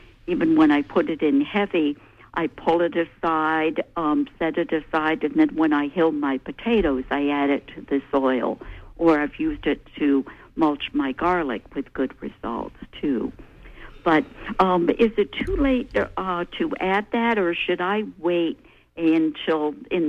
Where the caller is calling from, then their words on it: Winter Harbor, Maine, United States; I'm calling from Winter Harbor